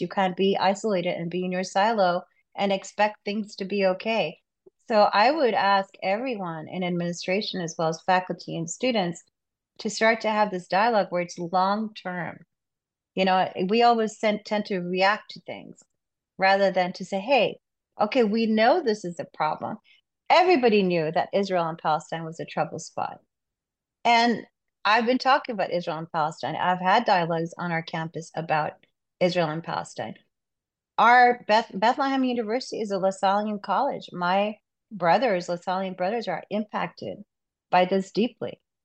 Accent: Pakistan; moved away; I'm originally from Pakistan

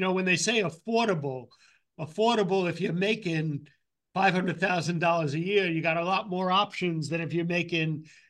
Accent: New York, United States; We're from New York State

